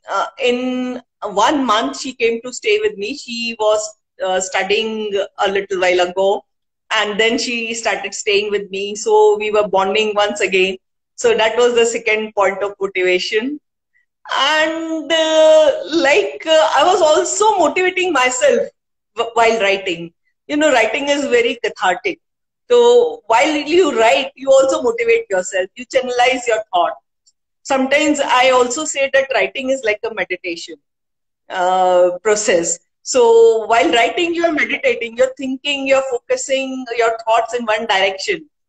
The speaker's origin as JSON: {"language": "English", "country": "India", "first_language": "Hindi", "second_language": "English", "said": "initially, I couldn't write in Hindi, though Hindi is my mother tongue."}